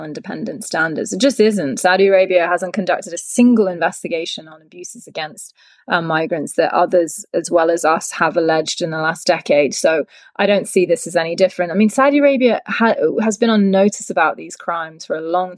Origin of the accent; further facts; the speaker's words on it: United Kingdom; as a British citizen, you know, coming from a country